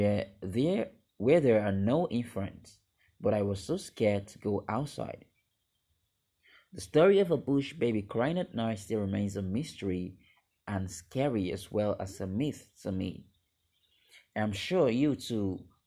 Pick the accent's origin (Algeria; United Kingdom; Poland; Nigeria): Nigeria; I am from Nigeria, Western Africa